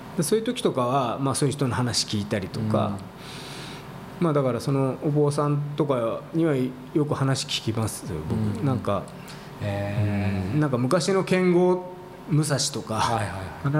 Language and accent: Japanese; Fujisawa, Kanagawa, Japan; 僕の地元の、そこで藤沢